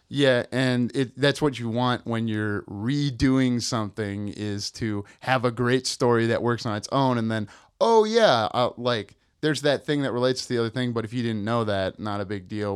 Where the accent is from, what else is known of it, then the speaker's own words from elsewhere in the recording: Midwest, United States; I'm from the Midwest